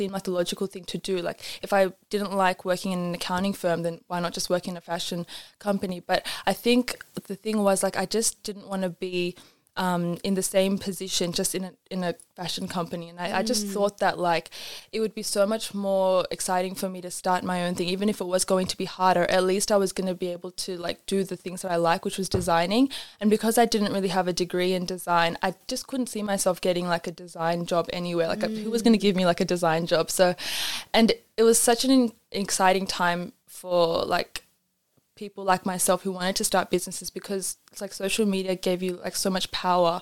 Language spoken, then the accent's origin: English; Australia; growing up in Australia, we had a lot of access to traditional like South Asian clothing